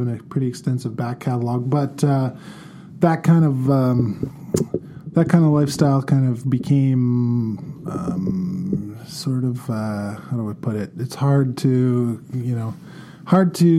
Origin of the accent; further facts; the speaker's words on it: Victoria, British Columbia, Canada; moved away as an adult; also born or lived in Vancouver; now in Kelowna, Canada; I was born and raised in Victoria, British Columbia, born in 1980